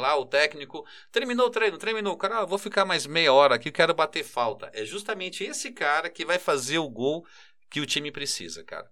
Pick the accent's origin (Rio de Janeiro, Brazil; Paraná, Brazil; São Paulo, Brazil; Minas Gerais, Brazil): São Paulo, Brazil; eu cresci em Itaquera, na Coab 2